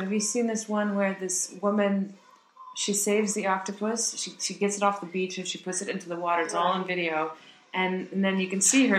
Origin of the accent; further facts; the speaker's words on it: United States; Okay, so I'm American